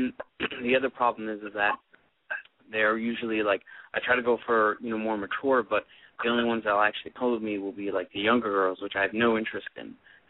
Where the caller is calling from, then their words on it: United States; Calling from L.A. and Vegas area.